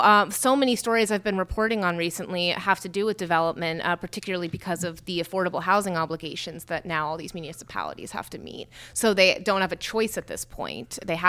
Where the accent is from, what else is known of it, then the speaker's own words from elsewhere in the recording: Morristown, New Jersey, United States; born there; I was born in Morristown. You know, that's the home of Jockey Hollow and George Washington.